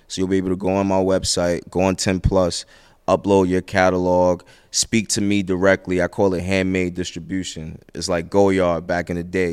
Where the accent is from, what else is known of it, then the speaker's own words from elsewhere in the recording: New York City, New York, United States; I'm from Brooklyn